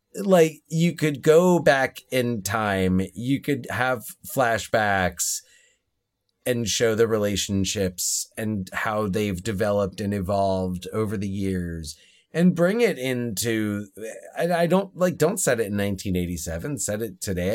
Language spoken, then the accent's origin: English; New Jersey, United States; we are from New Jersey.